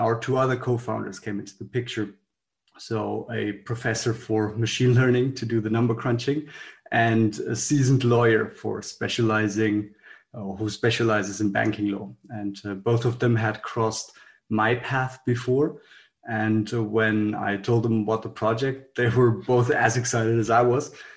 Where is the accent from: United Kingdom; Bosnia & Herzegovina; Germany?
Germany; Frankfurt, Hesse; I'm originally from Frankfurt